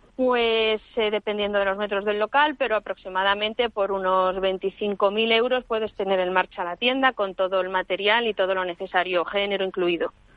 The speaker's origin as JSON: {"language": "Spanish", "town": "Toledo", "region": "Castilla-La Mancha", "country": "Spain", "moved": "yes", "said": "decidí volver a Toledo, de donde soy, y empezar allí de cero"}